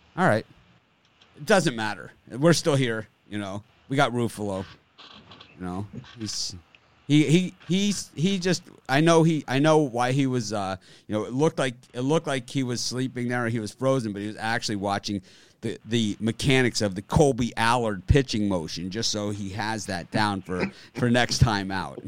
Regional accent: Miami, Florida, United States; now in Hawaii, United States; I'm from Miami originally

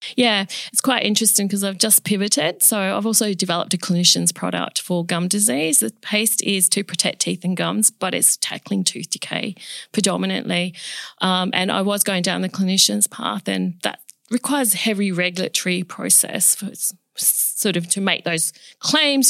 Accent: Perth, Western Australia, Australia; also born or lived in Chile; I was born in Chile, South America, and we migrated to Australia, um, when I was two and a half years of age

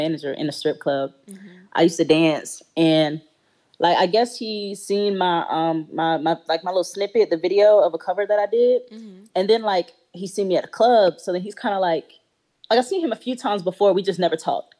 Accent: Raleigh, North Carolina, United States; I'm from Raleigh, North Carolina. Exit 300

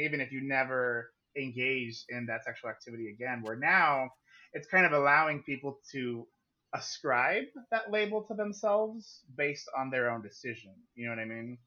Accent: Yuma, Arizona, United States; also born or lived in Phoenix, Arizona; Born and raised in Yuma, Arizona.

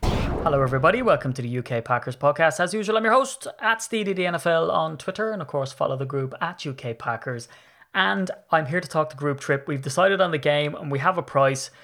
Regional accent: Ireland; I'm Irish.

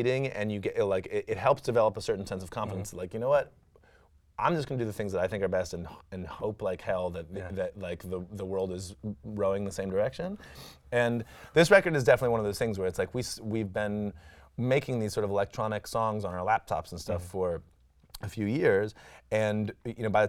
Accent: Washington, District of Columbia, United States; I grew up in Washington, D.C. and was very much an acolyte of Discord and …

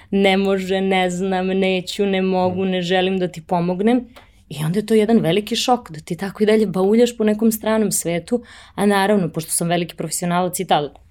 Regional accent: Pančevo, Vojvodina, Serbia; moved away as an adult; also born or lived in Belgrade / Paris; jednog malog grada gde sam odrasla, odrasla sam u Pančevu

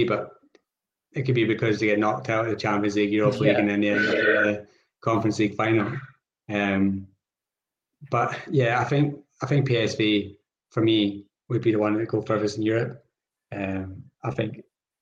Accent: Scotland, United Kingdom; I am Scottish

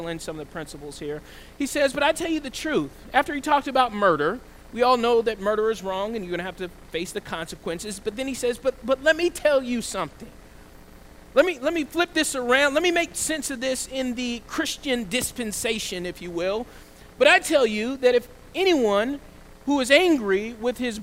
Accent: the South, United States; I grew up in the South

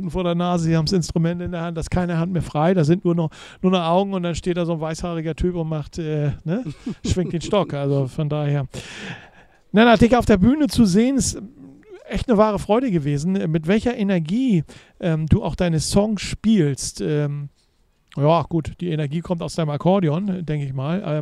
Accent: Serbia; moved away; Also das ist bei uns in Serbien ein bisschen anders

